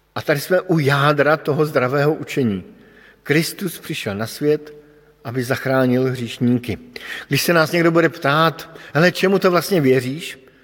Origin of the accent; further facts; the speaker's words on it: Bohemia, Czechia; protože pocházím z Čech